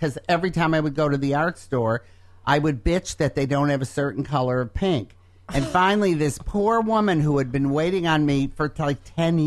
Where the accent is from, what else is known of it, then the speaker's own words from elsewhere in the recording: Detroit, Michigan, United States; growing up in Detroit